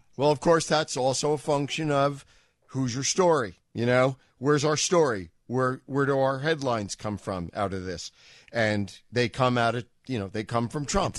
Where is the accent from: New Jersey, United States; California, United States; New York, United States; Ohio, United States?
New York, United States; New York City; moved away; I'm from New York